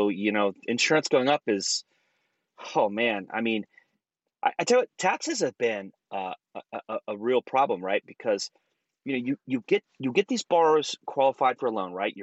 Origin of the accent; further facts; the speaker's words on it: Texas, United States; now in Orange County, United States; I grew up in Texas